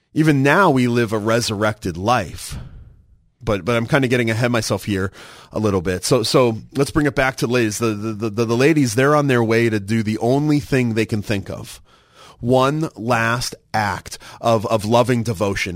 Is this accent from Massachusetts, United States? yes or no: yes; Massachusetts, United States; moved away; growing up in Massachusetts, we had the blue laws.